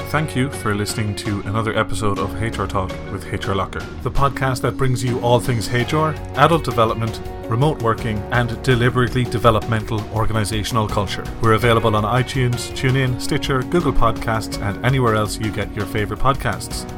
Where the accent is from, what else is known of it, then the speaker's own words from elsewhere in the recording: Ireland; you probably guessed from my accent, I'm from the Republic